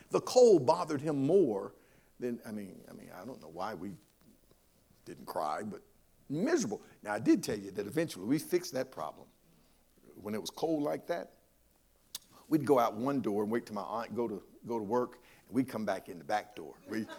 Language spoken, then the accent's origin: English; Monroe, North Carolina, United States; I grew up in Union County, Monroe in particular, and this was when segregation was in motion.